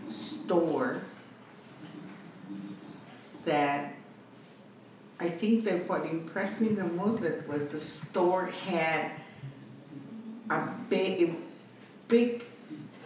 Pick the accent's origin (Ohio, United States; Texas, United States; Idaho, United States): Texas, United States; now in California, United States; I was born in Clean, Texas.